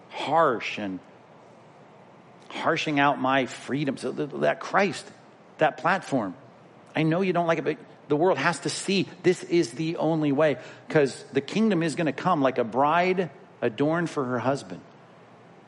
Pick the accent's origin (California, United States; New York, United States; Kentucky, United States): California, United States; I'm from California